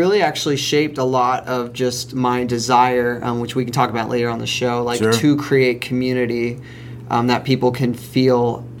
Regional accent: San Diego, California, United States; moved away as an adult; So I grew up outside of San Diego.

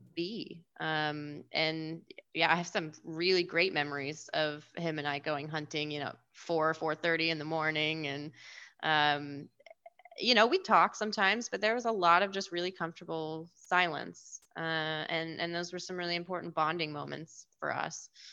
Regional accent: Washington, United States; I'm from Washington, and my family loves the Seahawks

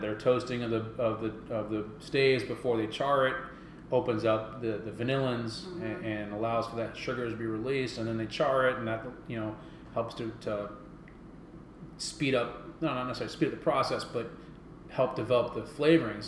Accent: West Coast, United States; moved away; I'm originally from the West Coast

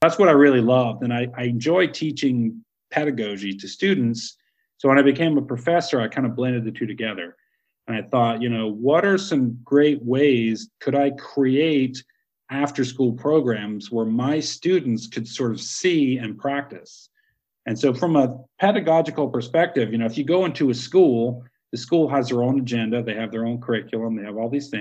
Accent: United States; I'm from America

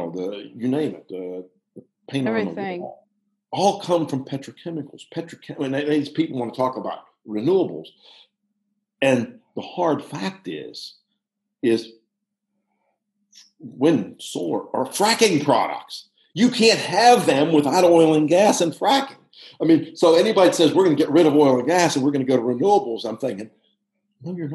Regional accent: Pittsburgh, Pennsylvania, United States; I'm from Pittsburgh

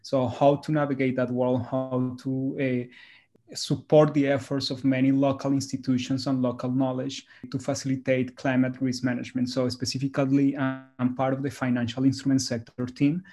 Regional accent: Colombia; moved away; my home country, Colombia

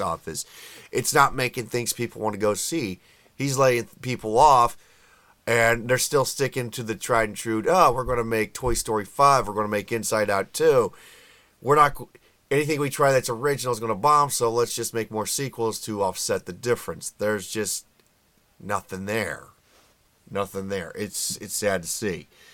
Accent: United States; I'm an American

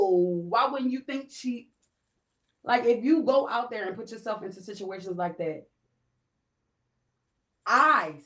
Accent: Camden, New Jersey, United States; also born or lived in West Philadelphia; now in Philadelphia, United States; I'm from Camden, New Jersey

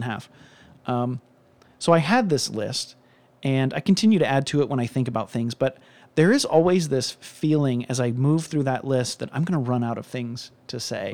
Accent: Cincinnati, Ohio, United States; I'm from Cincinnati

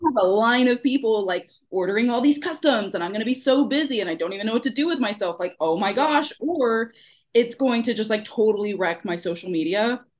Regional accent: Houston, Texas, United States; accent: Houston; now in Pennsylvania, United States; I'm from Texas. Um, so if you hear any of my like weird Houston accent come out

